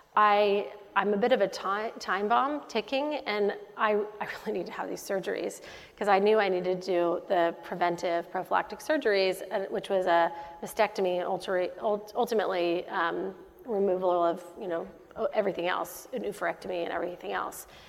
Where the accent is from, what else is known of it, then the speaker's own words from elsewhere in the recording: Dallas, Texas, United States; moved away as an adult; also born or lived in West Coast / Middle East; I'm from Dallas, Texas